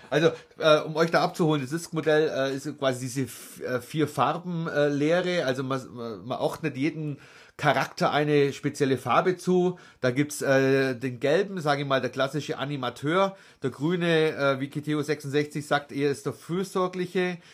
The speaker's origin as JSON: {"language": "German", "town": "Nördlingen", "region": "Bavaria", "country": "Germany", "said": "Dann sage ich immer Nördlingen"}